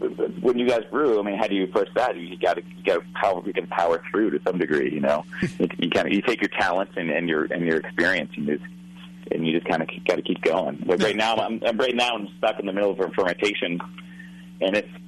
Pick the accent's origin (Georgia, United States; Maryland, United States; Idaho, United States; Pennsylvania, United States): Maryland, United States; Baltimore; I grew up in here in Baltimore